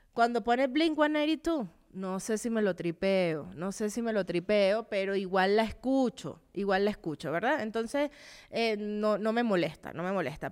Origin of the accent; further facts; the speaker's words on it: Venezuela; moved away; cuando vivía en Venezuela